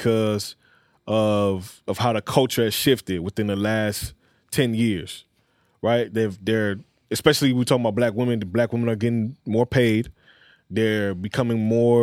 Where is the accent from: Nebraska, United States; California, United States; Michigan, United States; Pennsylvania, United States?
California, United States; Los Angeles; I'm a West Side baby